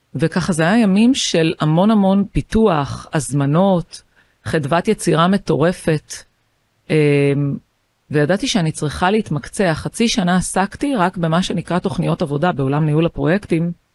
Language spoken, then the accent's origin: Hebrew; Haifa, Haifa District, Israel; אני חיפאית, באתי מבית של שמונה ילדים